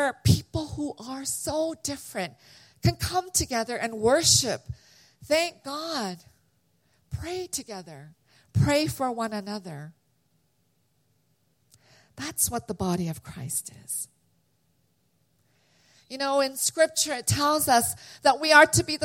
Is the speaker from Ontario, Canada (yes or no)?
yes; London, Ontario, Canada; also born or lived in Korea; now in United States; I was born in Korea, and I immigrated, our family immigrated in 1975. So I started kindergarten, and we immigrated to Canada. So I lived in London, Ontario, which is a small little city 2.5 hours from Toronto